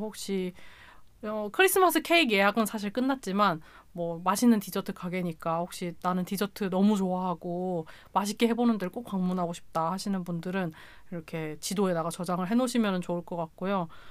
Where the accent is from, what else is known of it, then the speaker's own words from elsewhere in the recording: Chungcheong, South Korea; 저는 충청도인데